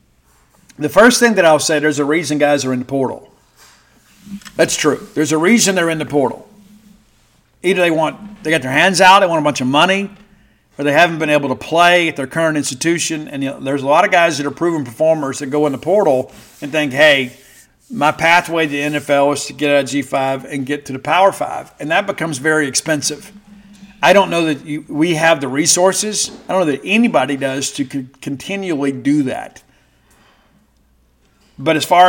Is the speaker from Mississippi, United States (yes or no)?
yes; South Mississippi, United States; growing up in South Mississippi with some of my friends